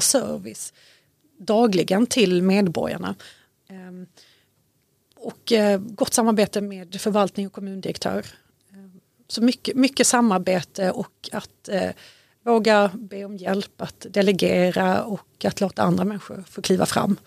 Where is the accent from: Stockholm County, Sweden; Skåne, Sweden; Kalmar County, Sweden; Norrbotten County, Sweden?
Skåne, Sweden; Malmö; moved away as an adult; also born or lived in Syria / Lund; now in Danderyd, Sweden; Jag är född och uppväxt i Malmö, bottensväng i Mellanöstern under, under uppväxten, Syrien bland annat.